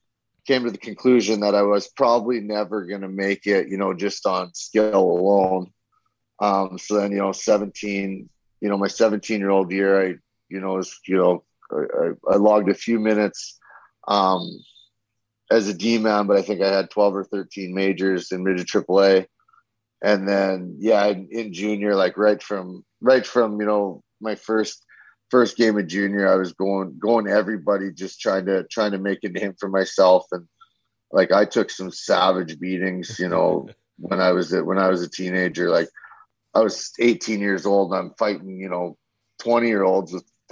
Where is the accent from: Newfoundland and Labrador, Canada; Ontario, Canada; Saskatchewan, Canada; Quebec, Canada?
Saskatchewan, Canada; moved away; also born or lived in Strathmore, Alberta; I'm actually from Saskatchewan. I grew up in Saskatchewan